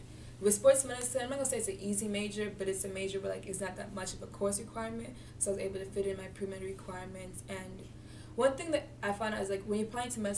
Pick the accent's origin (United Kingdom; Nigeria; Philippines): Nigeria; So I'm Nigerian, so of course as a Nigerian, your parents always say, like, be a doctor or do something.